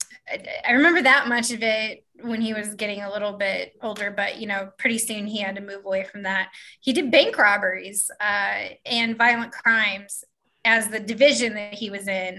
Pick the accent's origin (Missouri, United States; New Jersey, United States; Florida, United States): Missouri, United States; Kansas City; I grew up in the Northland in Kansas City, Missouri